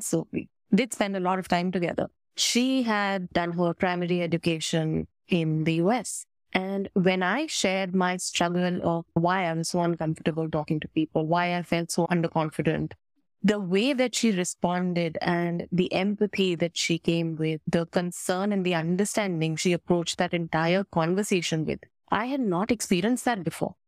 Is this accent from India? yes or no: yes; India; as an Indian, I think the beauty of belonging to and growing up in this country